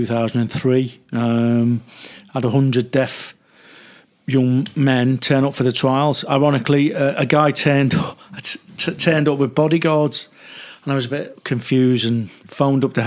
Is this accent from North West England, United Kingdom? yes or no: yes; Liverpool, North West England, United Kingdom; accent: Scouse; moved away as an adult; also born or lived in Grenada; now in London, United Kingdom; being a Scouser, you're born and bred around football